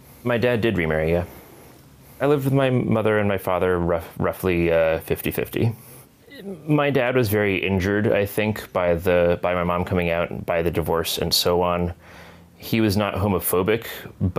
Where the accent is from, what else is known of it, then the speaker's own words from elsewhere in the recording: northwest Connecticut, United States; I grew up in Connecticut, in sort of the northwest corner